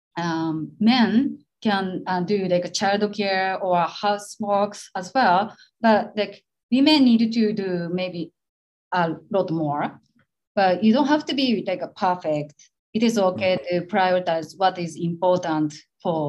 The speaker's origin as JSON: {"language": "English", "region": "Shiga", "country": "Japan", "tie": "born or raised there", "second_language": "English", "moved": "yes", "lives_now": "Tokyo, Japan", "said": "I was raised by my grandparents, especially my grandma. But I'm from Shiga"}